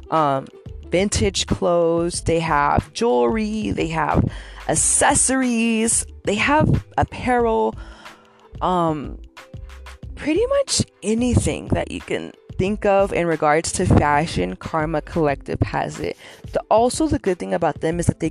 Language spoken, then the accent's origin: English; California, United States; moved away as an adult; I'm born and raised in Cali